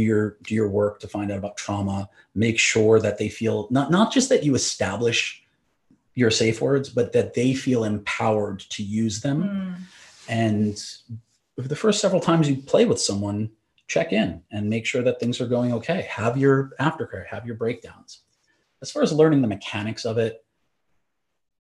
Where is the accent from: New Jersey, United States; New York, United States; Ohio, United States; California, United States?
New York, United States; now in Los Angeles, United States; We're in LA, I'm from New York.